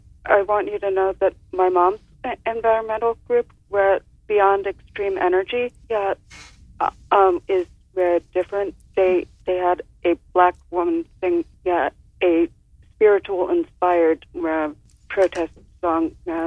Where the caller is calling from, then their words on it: Maryland, United States; I'm from Maryland